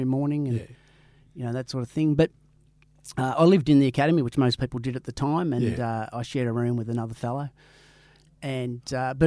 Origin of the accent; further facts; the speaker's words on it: Warrnambool, Victoria, Australia; also born or lived in Ballarat; I grew up in Warrnambool. I was born in Ballarat, but moved to Warrnambool when I was a couple of years old.